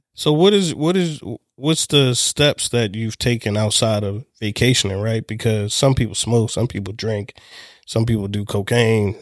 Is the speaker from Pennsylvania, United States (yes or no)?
no; Baltimore, Maryland, United States; I'm from Baltimore